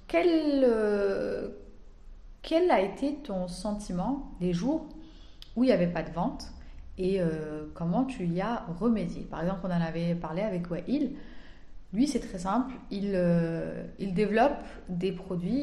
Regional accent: Algeria; quand on est algérien, on vit ici, on grandit ici, on étudie ici

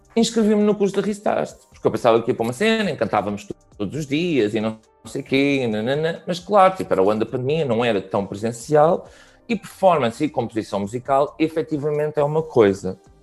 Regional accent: Barreiro, Setúbal, Portugal; eu sou da Margem Sul, era tipo a cena de juntarmos todos na Avenida da Praia

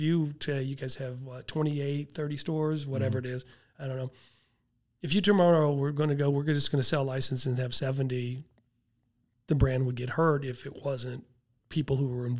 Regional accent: Tulsa, Oklahoma, United States; I grew up in Tulsa, Oklahoma, where they're

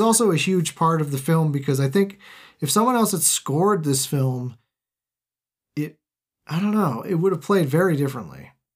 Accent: United States; I am American

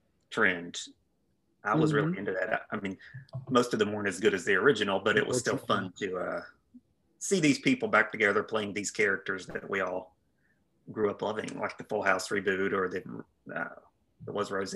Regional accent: Logan County, West Virginia, United States; now in Charleston, United States; I grew up in Logan County.

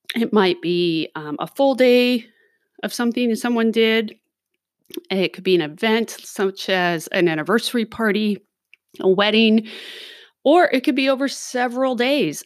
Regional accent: Los Angeles, California, United States; moved away; I grew up in Los Angeles

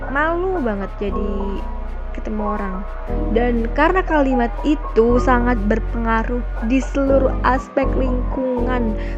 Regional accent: Java, Indonesia; Terus kalau kita ngelewatin tetangga, otomatis kita harus menyapa dong sebagai orang Jawa yang baik.

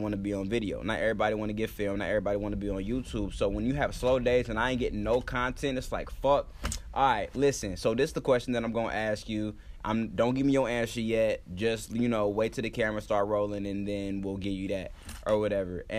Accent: Florida, United States; moved away as an adult; now in Los Angeles, United States; I'm from here, but I was raised in Florida, but I'm from here

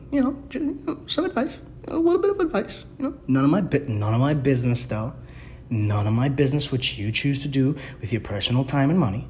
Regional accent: New York City, New York, United States; I'm from the Bronx

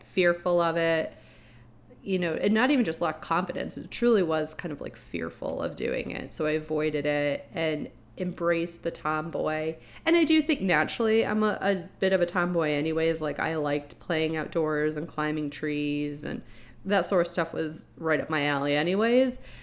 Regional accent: Florida, United States; you and I grew up in Florida

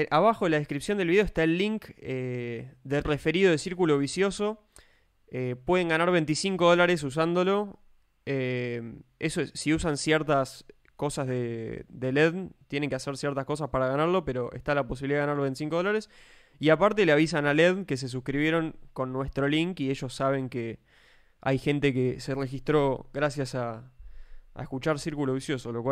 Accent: Spain; Yo soy español.

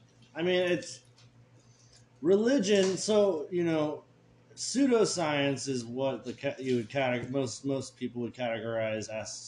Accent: Santa Cruz, California, United States; Well, Santa Cruz. Santa, Pleasure Point, specifically, is where I was born.

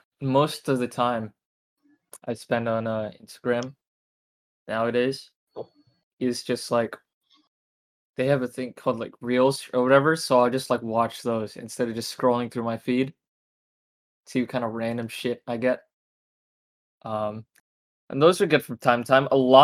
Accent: Japan; You know, you know, I'm Japanese.

